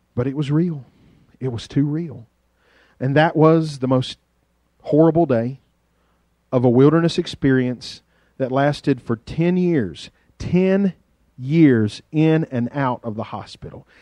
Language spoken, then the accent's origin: English; Carroll County, Virginia, United States; accent: hillbilly; there is a planet outside of Carroll County, Virginia, that maybe I ought to know something about because we were just, you know, we're country people